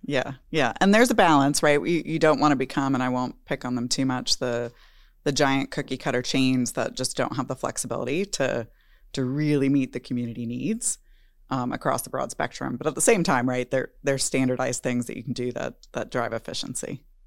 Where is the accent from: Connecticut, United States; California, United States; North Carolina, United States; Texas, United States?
Texas, United States; as a Texan